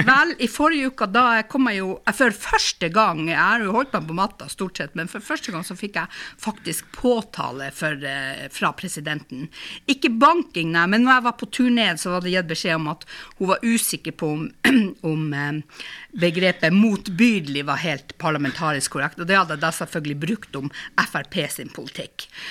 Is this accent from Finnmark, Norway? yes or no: yes; Finnmark, Norway